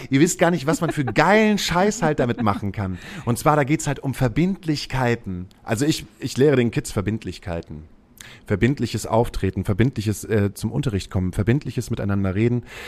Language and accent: German; Himmelpforten, Lower Saxony, Germany; now in Hamburg, Germany; Ich komme aus einem kleinen Ortsteil, der ist Breitenwisch. Der liegt bei Himmelpforten. Himmelpforten liegt zwischen Hamburg und Cuxhaven